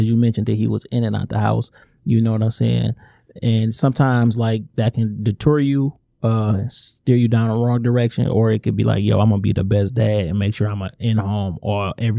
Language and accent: English; Inkster, Michigan, United States; we grew up in Inkster.